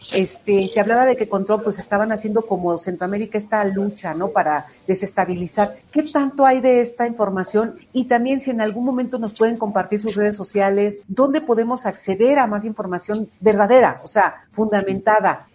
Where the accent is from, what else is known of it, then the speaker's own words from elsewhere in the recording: Mexico City, Mexico; Los chilangos ya estamos acostumbrados a las guajolotas y todo eso